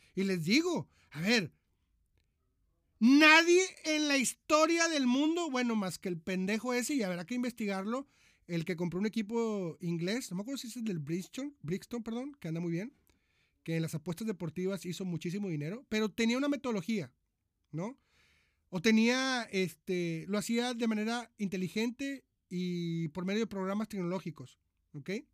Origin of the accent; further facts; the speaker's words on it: Monterrey, Nuevo León, Mexico; moved away as an adult; now in Argentina; soy de Monterrey, Nuevo León, México.